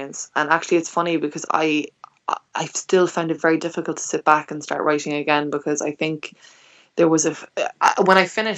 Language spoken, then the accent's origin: English; Clonakilty, Munster, Ireland; my hometown, Clonakilty in West Cork.